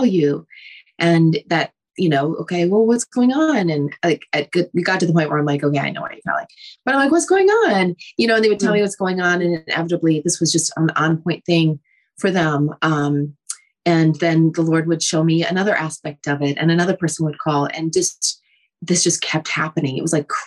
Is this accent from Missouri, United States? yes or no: no; Minnesota, United States; I am from Minnesota